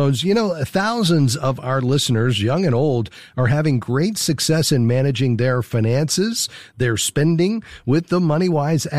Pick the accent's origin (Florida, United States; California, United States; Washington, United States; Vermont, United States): Florida, United States; South; I'm from South Florida